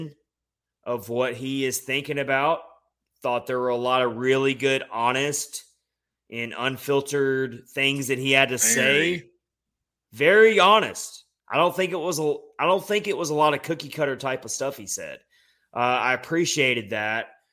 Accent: Nashville, Tennessee, United States; moved away as an adult; now in Florida, United States; my hometown of Nashville

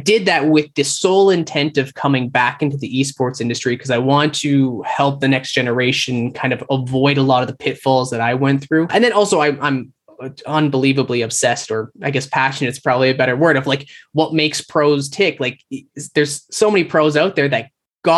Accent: Calgary, Alberta, Canada; moved away as an adult; now in Toronto, Canada; I moved across country. I'm from Calgary. So I jumped on a plane, flew to Toronto

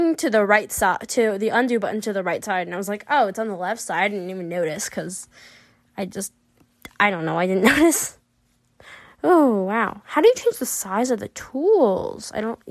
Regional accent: United States; I'm from America, and I've lived in America my whole life

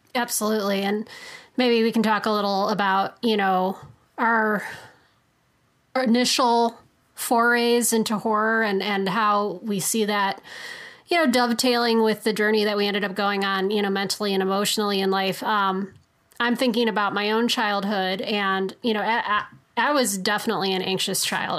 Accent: Chicago, Illinois, United States; I'm from Chicago

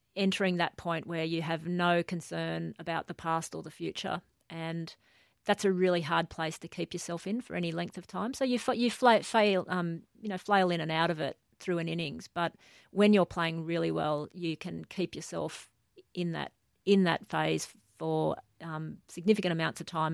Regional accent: Newcastle, New South Wales, Australia; most of my childhood was, uh, was in Newcastle

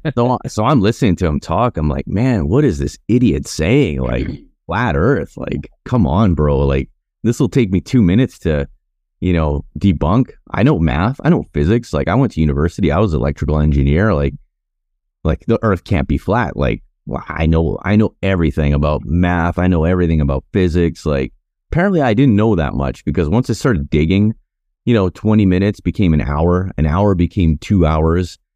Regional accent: Canada; also born or lived in Winnipeg / Cochrane, Alberta; me growing up in Canada

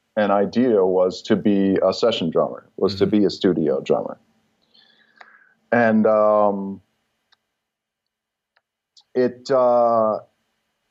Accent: Long Island, New York, United States; I'm originally from Long Island.

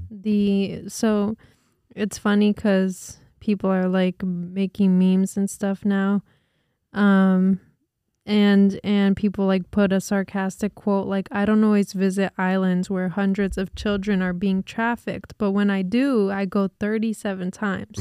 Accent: New Jersey, United States; we're from Jersey

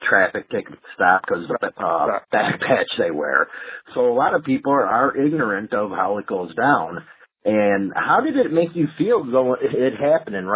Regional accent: Chicago, Illinois, United States; I'm from Chicago

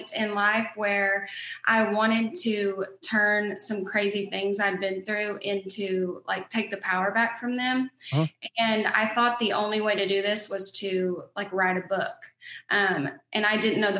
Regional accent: Oklahoma, United States; accent: Southern twang; I'm from Oklahoma. I live in Duncan, Oklahoma.

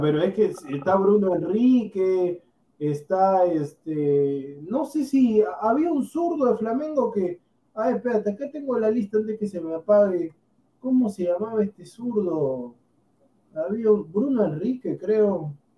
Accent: Peru; nosotros somos peruanos también

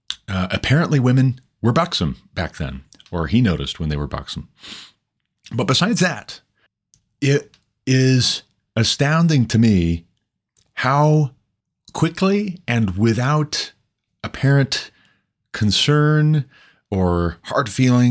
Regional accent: Montana, United States; growing up in Montana, my home state

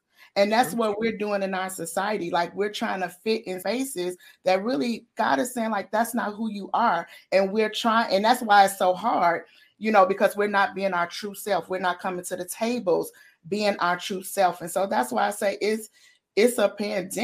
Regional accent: Chicago, Illinois, United States; moved away as an adult; now in Bloomington, United States; I'm from Chicago, but I live 2 hours south in Bloomington, a town called Bloomington, Illinois

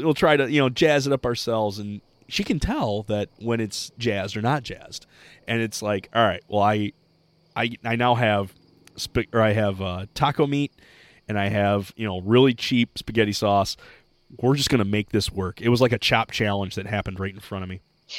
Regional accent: Michigan, United States; We're from Michigan. She's Dutch. I'm Scottish.

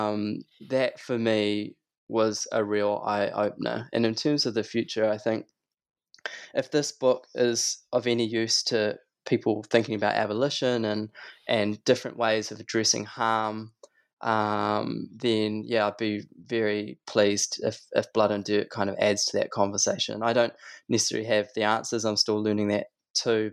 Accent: Christchurch, Canterbury, New Zealand; when I was a kid, I grew up in Christchurch

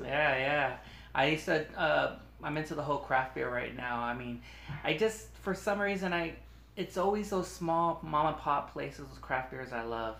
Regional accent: Long Beach, California, United States; also born or lived in Wilmington, California; I was born in Long Beach, um, but I used to live in Wilmington

